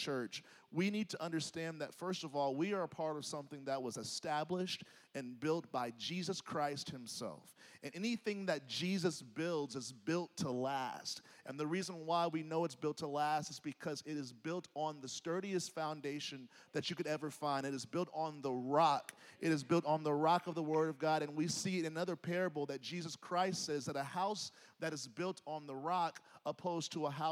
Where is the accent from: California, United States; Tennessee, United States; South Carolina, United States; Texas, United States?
Tennessee, United States; Nashville; moved away as an adult; I grew up in Nashville. I went to college in Nashville.